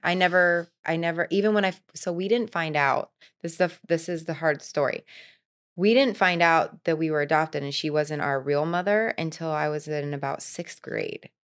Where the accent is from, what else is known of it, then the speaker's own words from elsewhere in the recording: Florida, United States; also born or lived in Vermont; I was born in Vermont, but I was raised here. I've been here for thirty-five years, so I'm a Floridian.